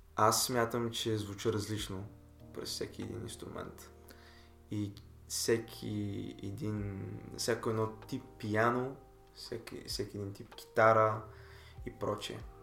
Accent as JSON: {"language": "Bulgarian", "country": "Bulgaria", "said": "аз съм си българин"}